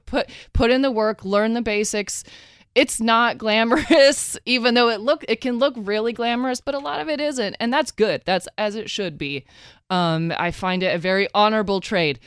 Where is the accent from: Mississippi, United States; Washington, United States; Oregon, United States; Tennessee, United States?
Oregon, United States; moved away; also born or lived in Texas